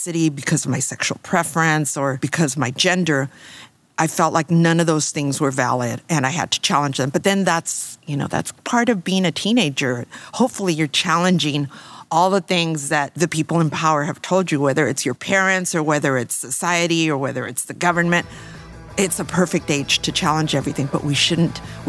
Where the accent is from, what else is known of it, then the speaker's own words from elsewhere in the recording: Los Angeles, California, United States; I grew up in East